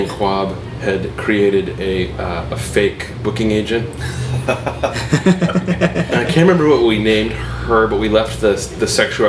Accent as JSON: {"language": "English", "town": "Vashon", "region": "Washington", "country": "United States", "tie": "born or raised there", "also_born_or_lived": "Redmond, Washington", "said": "I'm from, I was born in Redmond, and I grew up on Vashon."}